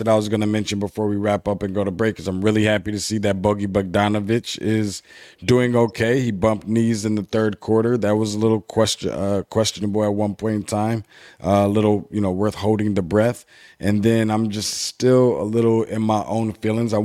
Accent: Michigan, United States; Being from Michigan

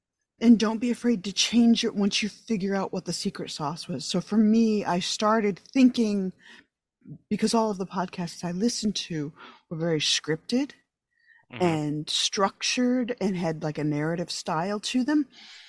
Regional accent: New York, United States; moved away as an adult; I grew up in upstate New York.

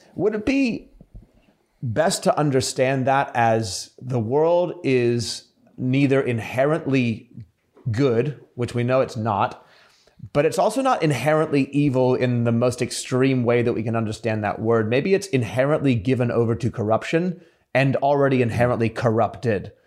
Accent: United States; also born or lived in Sydney, Australia; I was born in Sydney, but I grew up in America from the age of seven

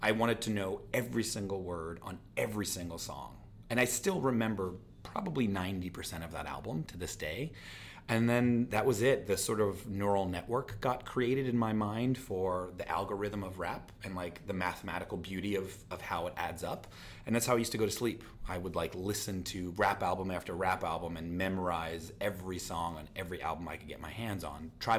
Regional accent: Pennsylvania, United States; also born or lived in Philadelphia; Born in Philly and then moved outside of it.

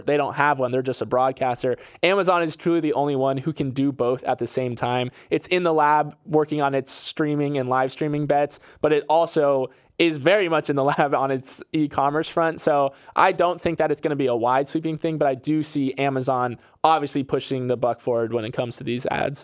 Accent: Florida, United States; born or raised there

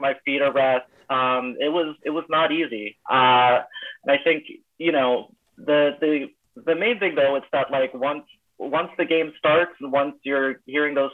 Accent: Dayton, Ohio, United States; moved away as an adult; now in Oakland, United States; I'm originally from Dayton, Ohio

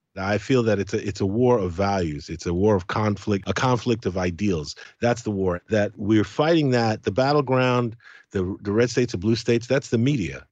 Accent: United Kingdom; also born or lived in Caribbean; I'm Caribbean, I'm British, I, I've got mixed blood in me

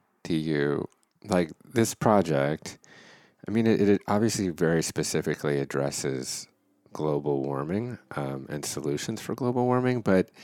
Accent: New York City, New York, United States; I grew up in New York City in bars

